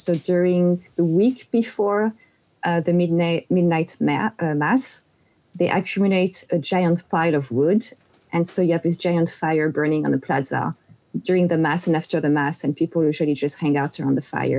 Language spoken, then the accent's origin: English; Corsica, France; English is a second language; moved away; I'm from Corsica, which is a little island in the Mediterranean Sea, which is part of France. And everyone will notice pretty fast, my accent.